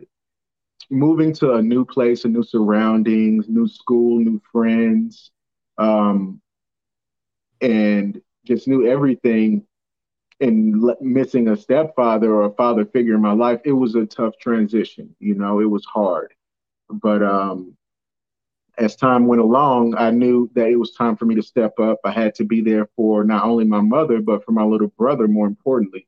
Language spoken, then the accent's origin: English; Miami, Florida, United States; also born or lived in St. Louis, Missouri; at the age of 9 years old, we left St. Louis And we moved to Miami, Florida